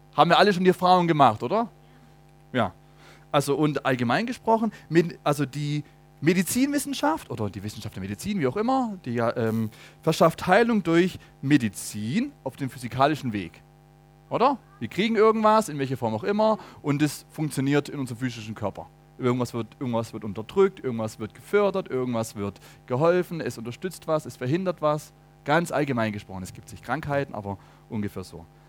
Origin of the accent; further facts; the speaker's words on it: Germany; bei uns in Deutschland